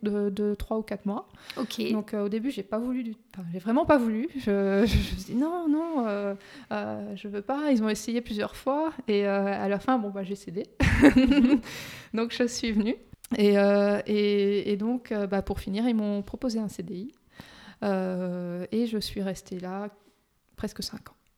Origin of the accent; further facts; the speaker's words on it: Luxembourg; also born or lived in Brussels, Belgium; Je suis belgo-luxembourgeoise. Donc, je suis née à Bruxelles mm-hmm. et mes parents sont venus au Luxembourg quand j'avais 4 ans.